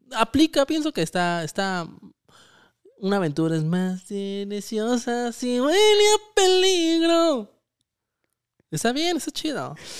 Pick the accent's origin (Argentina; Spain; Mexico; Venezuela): Mexico; Michoacán; nosotros somos de Michoacán